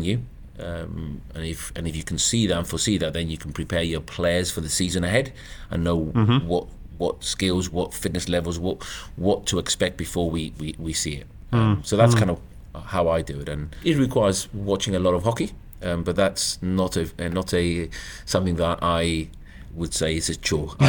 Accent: Gibraltar; moved away as an adult; now in United Kingdom; I was very fortunate to be brought up in Gibraltar

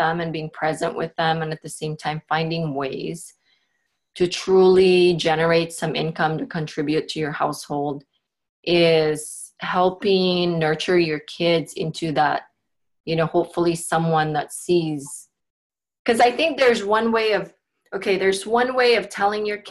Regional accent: Philippines; now in Portland, United States; I grew up in the Philippines.

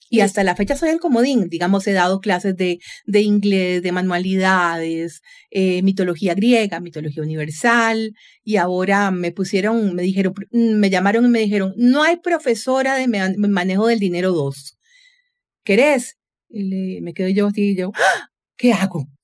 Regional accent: San José, Costa Rica; soy vecina, nací por el barrio Don Bosco mis padres origen polaco nacionalizados costarricenses, es decir, yo soy primera generación tica

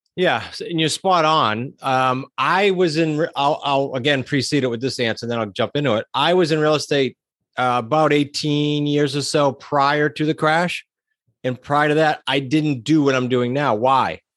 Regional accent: New England, United States; I'm from New England, that we tend to be super blunt

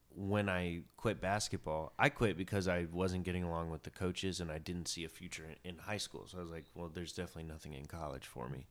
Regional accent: Chattanooga, Tennessee, United States; moved away as an adult; now in New York, United States; I grew up in Chattanooga, and the same house, you know, I went to the same school, kindergarten through twelfth grade

